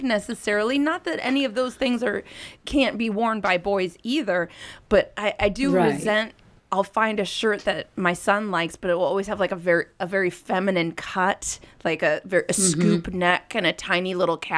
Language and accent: English; Minnesota, United States; moved away; also born or lived in New York; I'm from Minnesota originally